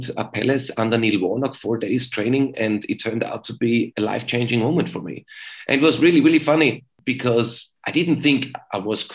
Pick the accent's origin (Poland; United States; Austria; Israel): Austria; Graz, Styria; English is a second language; moved away as an adult; also born or lived in England; Sturm Graz, at my hometown club